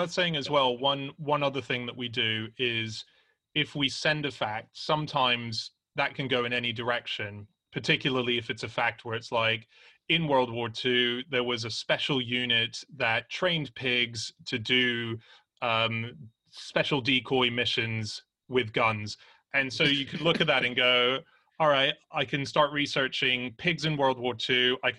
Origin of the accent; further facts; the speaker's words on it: Australia; Anna's married to an Australian, I'm an Australian